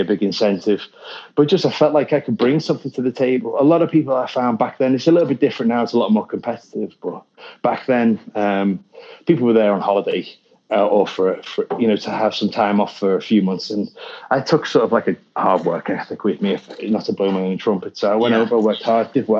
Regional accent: the Wirral, North West England, United Kingdom; moved away; I'm from the Wirral in the UK.

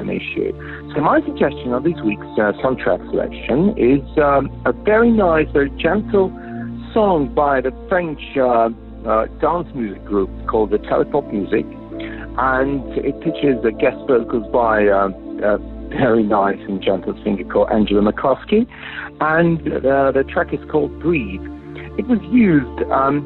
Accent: Moscow, Russia; I'm from Moscow, Russia

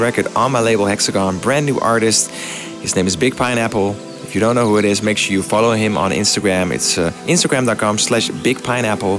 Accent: Amsterdam, North Holland, Netherlands; my biggest show ever, which is going to take place in my hometown, Amsterdam

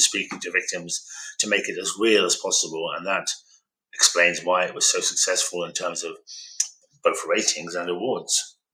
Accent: Birmingham, West Midlands, United Kingdom; I'm a son of an immigrant. They came here from uh, northern Pakistan uh, to seek opportunities for their children, and I was born in Birmingham

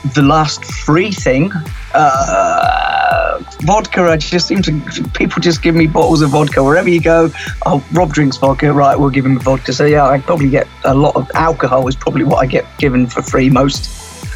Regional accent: Cornwall, South West England, United Kingdom; I grew up in Cornwall, um, so we grew up on the beach

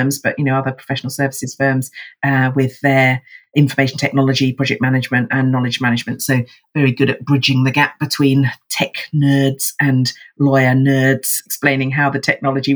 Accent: Watford, East of England, United Kingdom; now in Hove, United Kingdom; I was in fact born in sunny Watford, very sexy. I now live down by the sea in Hove, actually, just next door to Brighton

